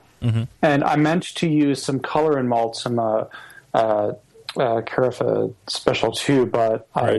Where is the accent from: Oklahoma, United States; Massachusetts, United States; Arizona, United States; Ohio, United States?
Massachusetts, United States; Boston; now in Pittsburgh, United States; I grew up in Boston, so I grew up on Sam Adams